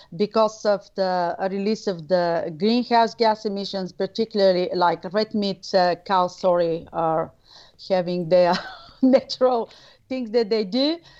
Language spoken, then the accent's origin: English; Bulgaria; moved away as an adult; now in Australia; I'm originally from Bulgaria